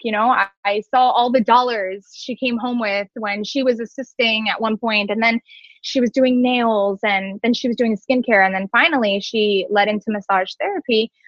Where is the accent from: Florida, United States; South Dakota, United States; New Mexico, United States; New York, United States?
Florida, United States; Cooper City; also born or lived in Orlando; I am actually from Cooper City. Um, I have been living here now for over 26 years.